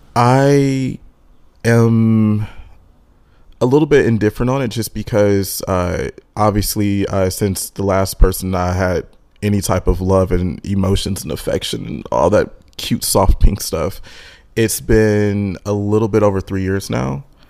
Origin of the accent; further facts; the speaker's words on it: Michigan, United States; moved away as an adult; also born or lived in Texas / Los Angeles; I'm originally from Michigan, and I've always wanted to move away from Michigan.